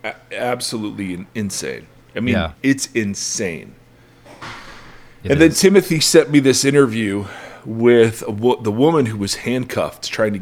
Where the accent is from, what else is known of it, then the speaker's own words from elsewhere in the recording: Midwest, United States; moved away; I grew up in the Midwest, so we talk about the weather.